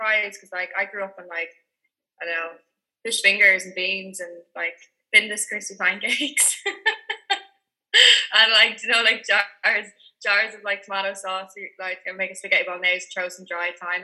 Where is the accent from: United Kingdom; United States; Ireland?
Ireland; Dublin, Leinster; I'm from Dublin, but my grandparents are from Leitrim.